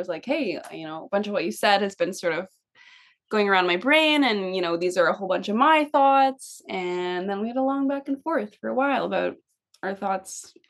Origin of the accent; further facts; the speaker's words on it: Toronto, Ontario, Canada; We live in Toronto. I've been living in Toronto for a long time. I was born in Toronto and grew up here.